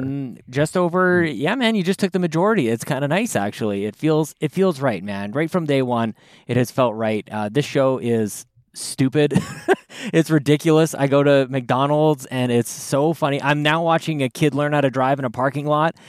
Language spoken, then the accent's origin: English; Canada; as a Canadian